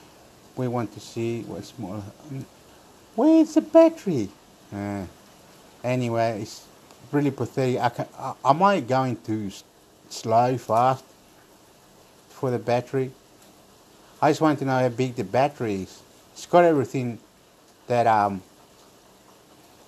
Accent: Chile; now in Australia; I live here in this area in Australia, and I'm from Chile, and I should be talking in Spanish, but I don't talk in Spanish

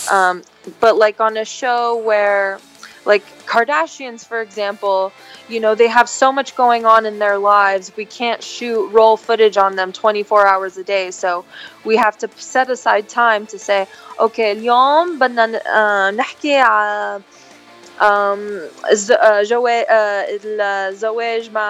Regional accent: California, United States; Arabic is a second language; انا انا خلقانه بامريكا بكاليفورنيا بس آه، اصلي لبنانيه امي وبيي خلقانين بلبنان ببيروت

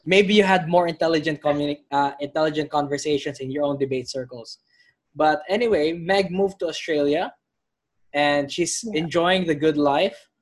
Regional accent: Philippines; I'm from the Philippines

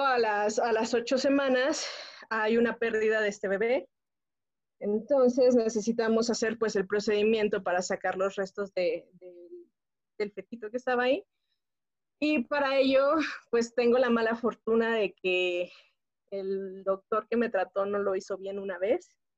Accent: Pachuca, Hidalgo, Mexico; moved away as an adult; now in Mexico City, Mexico; yo soy originaria de Pachuca Hidalgo, pero residimos actualmente acá en la Ciudad de México

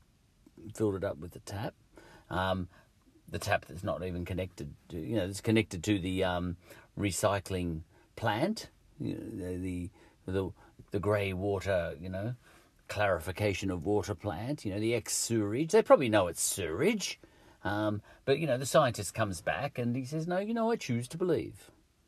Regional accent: Australia; also born or lived in England; I'm an Aussie

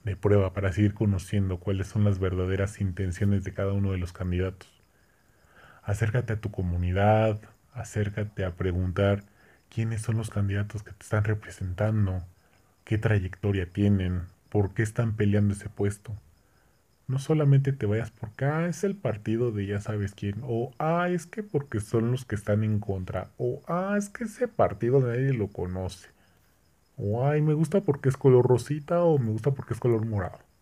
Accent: Mexico; nosotros también como pueblo mexicano

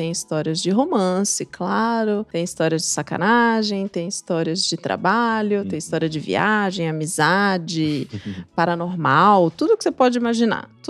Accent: Juiz de Fora, Minas Gerais, Brazil; born there; Eu nasci numa cidade chamada Juiz

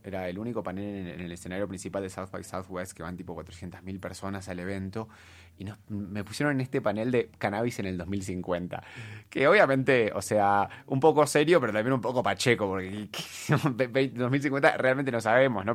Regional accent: Argentina; yo soy argentina, obviamente, para los que no se dieron cuenta por el acento. Eh, me eduqué en Argentina

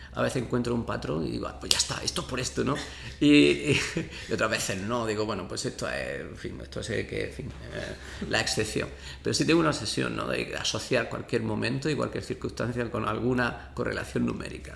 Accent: Abrucena, Andalusia, Spain; moved away as an adult; also born or lived in Seville; yo soy de Abrucena

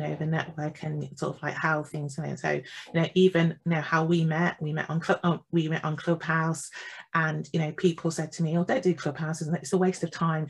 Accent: East Midlands, United Kingdom; moved away as an adult; also born or lived in Jamaica (ancestry); now in London, United Kingdom; I was born in England. I was born in the East Midlands. My family is Jamaican

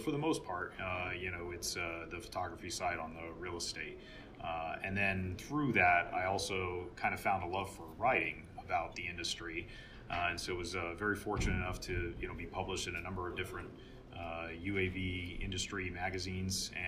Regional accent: San Diego, California, United States; moved away as an adult; I grew up in Southern California in San Diego

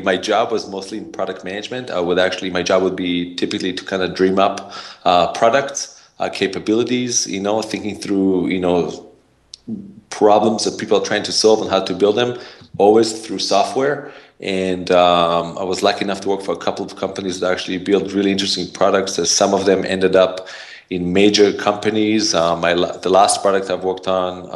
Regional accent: Israel; also born or lived in San Francisco, California, United States; now in United States; I have an accent, originally from Israel. Grew up there, and then I somehow accidentally moved to the U.S.

